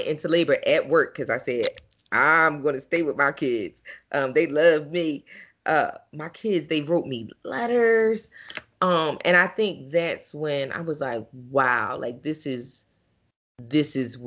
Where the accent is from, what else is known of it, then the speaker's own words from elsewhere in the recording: Philadelphia, Pennsylvania, United States; I'm from North Philly. Gratz in Dauphin, 19th in Dauphin, with the elementary school at 22nd in Dauphin, middle school 26th in Cumberland